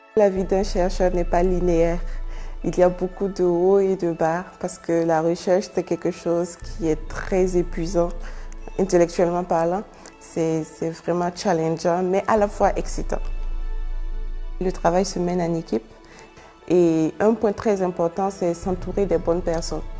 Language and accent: French; Ouagadougou, Centre, Burkina Faso; moved away as an adult; now in Chongqing, China; Je suis née au Burkina Faso, plus précisément à Ouagadougou